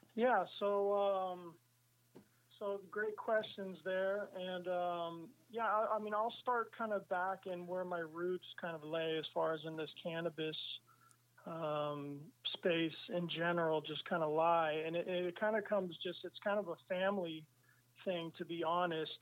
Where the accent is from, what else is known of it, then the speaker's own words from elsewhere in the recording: San Francisco, California, United States; moved away as an adult; also born or lived in Amsterdam; I grew up in San Francisco, and my whole community and all my whole life was there.